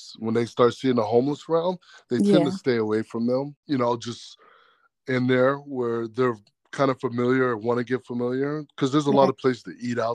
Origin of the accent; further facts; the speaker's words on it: Los Angeles, California, United States; I'm from here, from born and raised in Los Angeles